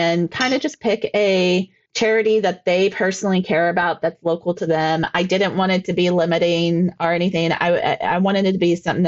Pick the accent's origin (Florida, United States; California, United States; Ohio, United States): Ohio, United States; Ashtabula; I'm from that area. I'm from Ashtabula, Ohio